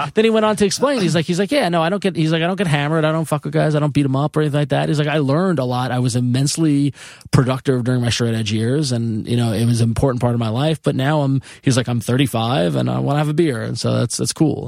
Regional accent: Long Island, New York, United States; moved away as an adult; also born or lived in Ithaca / San Francisco; I grew up on Long Island

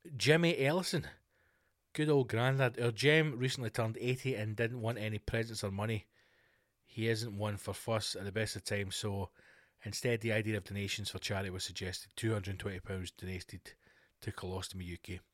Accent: Scotland, United Kingdom; I'm Scottish

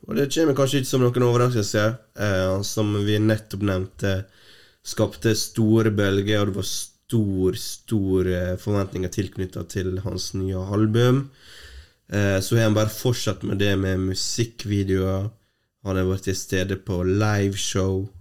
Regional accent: Norway

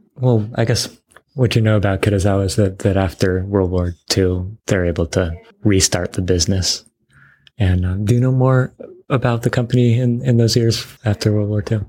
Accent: Bainbridge Island, Washington, United States; I grew up on Bainbridge Island

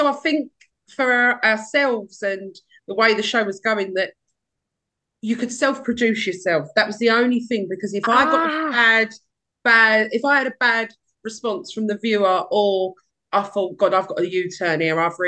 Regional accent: Hornchurch, London, United Kingdom; So I grew up in Hornchurch. I'm still in Hornchurch now.

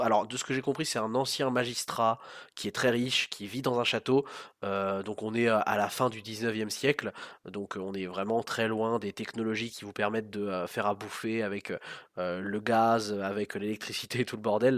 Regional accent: France; nous on a en tant que Français

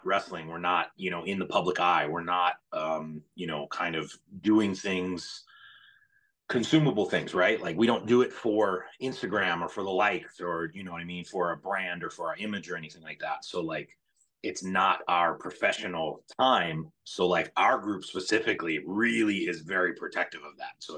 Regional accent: Cleveland, Ohio, United States; I'm born and raised in Cleveland

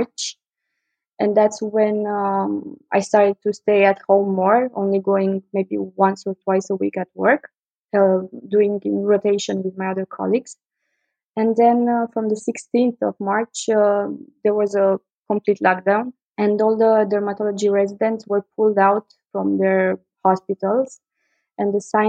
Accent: Bucharest, Romania; I was born and raised in Bucharest, Romania

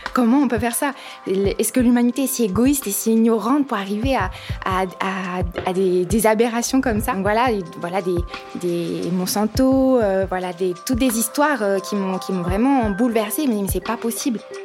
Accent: Épinal, Grand Est, France; now in Saint-Dié-des-Vosges, France; je suis née à Épinal et je suis donc vosgienne. J'habite à Saint-Dié euh, depuis euh, un peu plus de deux ans

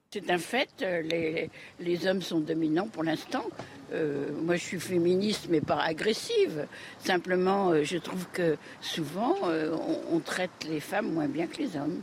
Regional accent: Grenoble, Auvergne-Rhône-Alpes, France; Je suis française, grenobloise

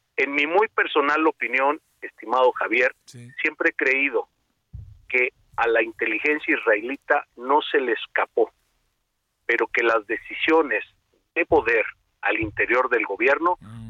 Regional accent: Mexico; como mexicanos

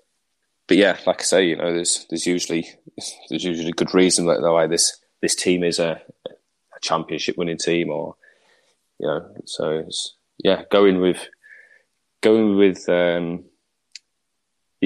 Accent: England, United Kingdom; as an Englishman

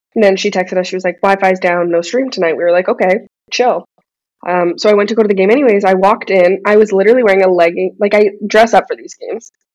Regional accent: Edmonton, Alberta, Canada; I grew up in Edmonton, left, came back

